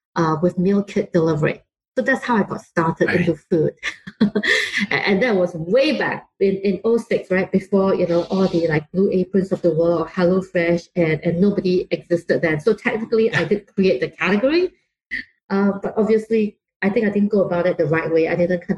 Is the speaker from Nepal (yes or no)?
no; Singapore; also born or lived in London; now in Bay Area, United States; I grew up in Singapore, and you can tell from my accent that it's not entirely American